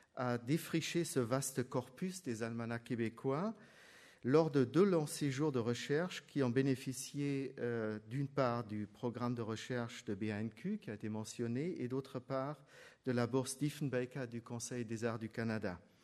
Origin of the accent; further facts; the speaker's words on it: Germany; je suis allemand